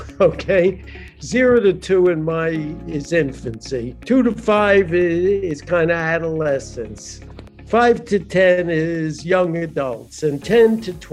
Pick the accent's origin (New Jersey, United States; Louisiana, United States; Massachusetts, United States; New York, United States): New York, United States; New York City; moved away as an adult; also born or lived in Minnesota / Berkeley, California / Chicago; I was born in New York, Brooklyn, New York, and grew up there, born and bred.